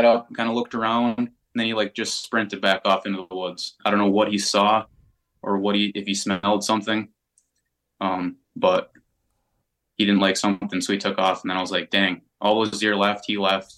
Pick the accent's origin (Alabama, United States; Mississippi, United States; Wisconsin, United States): Wisconsin, United States; I was brought up in Wisconsin